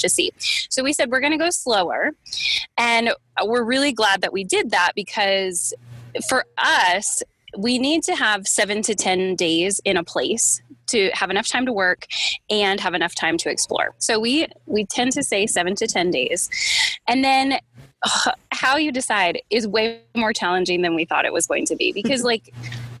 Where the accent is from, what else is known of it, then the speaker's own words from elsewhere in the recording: Northeast, United States; also born or lived in Connecticut / New York; I'm from Connecticut and New York